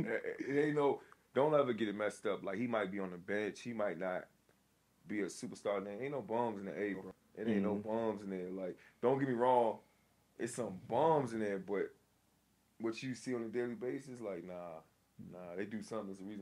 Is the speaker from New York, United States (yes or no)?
yes; New York, United States; also born or lived in Chester / Hopewell / Petersburg; I'm originally from New York, so I already had the rough side. Mm-hmm. And I bounced around, went to VA, was in Chester, went from Chester to Hopewell, then Hopewell to Petersburg, but Petersburg felt like home